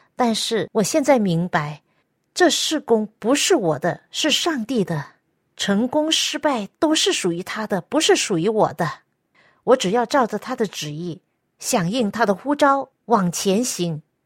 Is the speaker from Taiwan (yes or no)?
no; Hong Kong; now in Seattle area, United States; 罗医生跟我一样也是香港人，所以我们都讲广东话